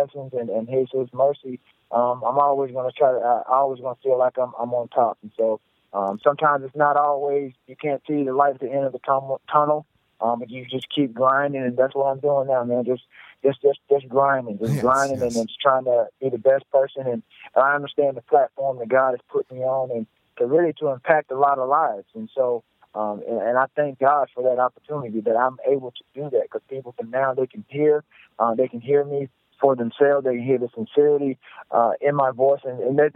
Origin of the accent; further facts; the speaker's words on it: the South, United States; who I am from the South, I'm definitely a humble guy. I understand where I grew up and where I'm from